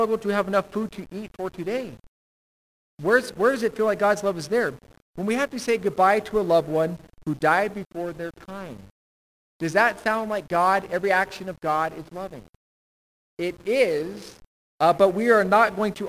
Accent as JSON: {"language": "English", "country": "United States"}